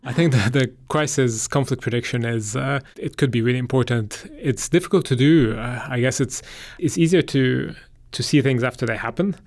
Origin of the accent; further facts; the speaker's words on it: Egypt; moved away; I'm from Egypt originally